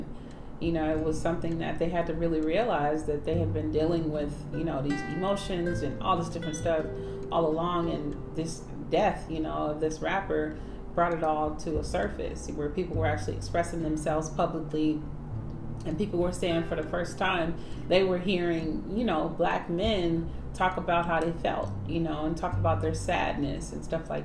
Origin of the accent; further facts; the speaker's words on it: California, United States; I'm from California